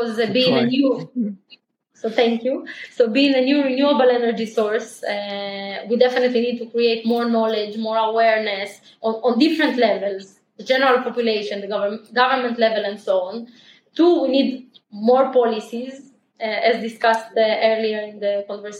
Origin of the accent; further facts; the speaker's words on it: small town in the north of Israel, Northern District, Israel; also born or lived in Ukraine; we immigrated from Ukraine to Israel. We immigrated to a super small town in Israel called Appoint